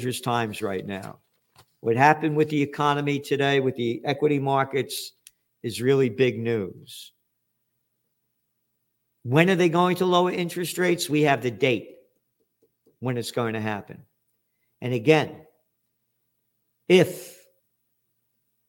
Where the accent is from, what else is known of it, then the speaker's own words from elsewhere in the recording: United States; I'm an American